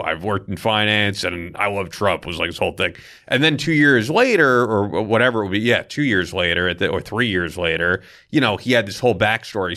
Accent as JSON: {"language": "English", "town": "Manhasset", "region": "New York", "country": "United States", "tie": "born or raised there", "also_born_or_lived": "Port Washington, New York", "said": "I grew up in Manhasset, and then I lived in Port Washington"}